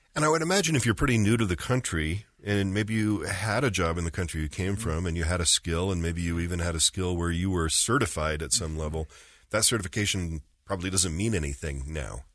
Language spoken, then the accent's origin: English; Orem, Utah, United States; moved away as an adult; I grew up in Utah County. I grew up in Orem